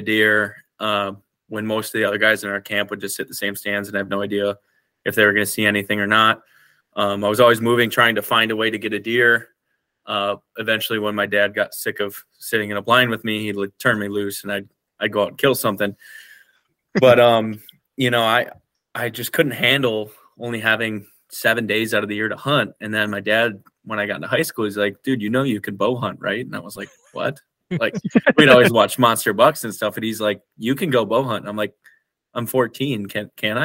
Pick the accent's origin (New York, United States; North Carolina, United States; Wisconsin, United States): Wisconsin, United States; I grew up in Wisconsin, and I was in a very, very rich deer camp kind of culture